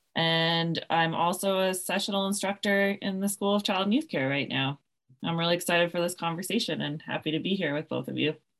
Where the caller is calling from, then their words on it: Victoria, British Columbia, Canada; I'm calling in from Oloquoingan territories on the lands of the Songhees and Esquimalt nations, also known as Victoria, B C